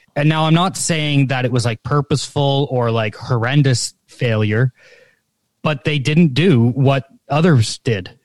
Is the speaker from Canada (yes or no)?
yes; Canada; this is where my Canadianism comes out